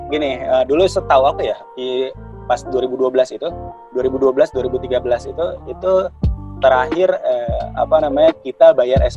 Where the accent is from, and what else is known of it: Java, Indonesia